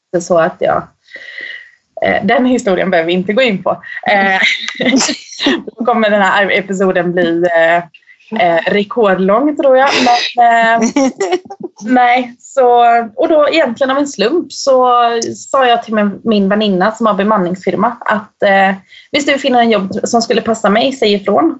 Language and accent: Swedish; Eksjö, Jönköping County, Sweden; moved away as an adult; now in Norway; jag kommer från en liten by i södra Småland, som, eller i Småland som heter Eksjö